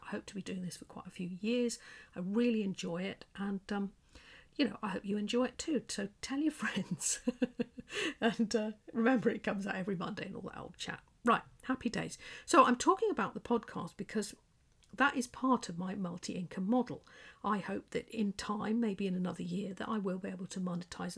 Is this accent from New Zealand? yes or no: no; England, United Kingdom; accent: English; with my quiet English accent